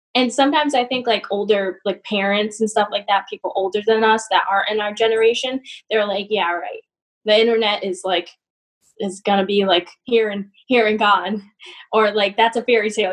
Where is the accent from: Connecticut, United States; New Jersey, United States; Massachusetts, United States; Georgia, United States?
Massachusetts, United States; now in Albany, United States; I'm from Massachusetts.